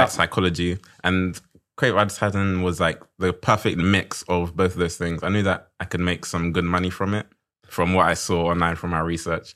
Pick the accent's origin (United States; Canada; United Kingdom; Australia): United Kingdom; London; I'm from South London.